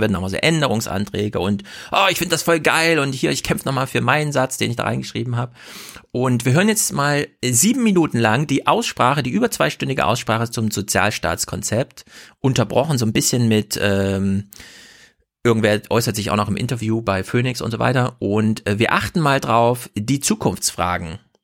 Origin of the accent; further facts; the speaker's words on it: Thuringia, Germany; als Thüringer